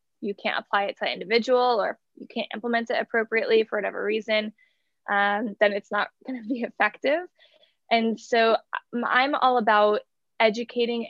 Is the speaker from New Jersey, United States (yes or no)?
yes; New Jersey, United States; moved away as an adult; also born or lived in New York / Atlanta; now in Los Angeles, United States; We did a brief stint back in my hometown in New Jersey